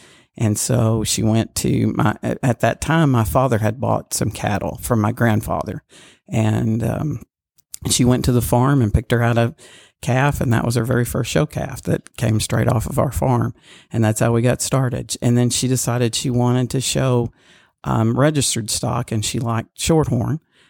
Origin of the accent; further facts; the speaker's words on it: Walnut Ridge, Arkansas, United States; Yes. I didn't grow up on a farm, but I grew up in Walnut Ridge.